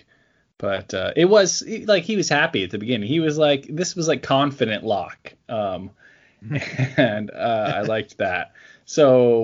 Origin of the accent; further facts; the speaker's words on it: Oregon, United States; born or raised there